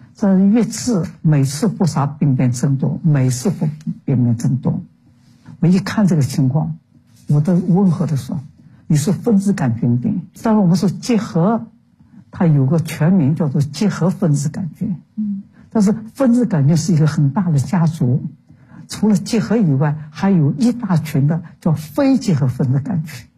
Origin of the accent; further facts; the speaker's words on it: Shanghai, China; moved away as an adult; also born or lived in Beijing; 因为我在旧上海长大的